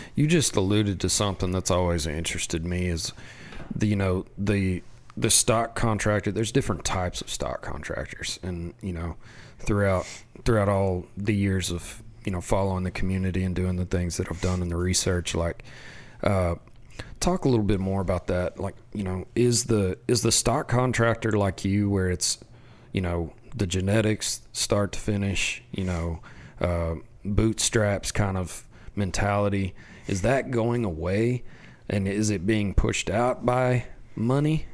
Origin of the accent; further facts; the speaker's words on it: West Texas, United States; I grew up in West Texas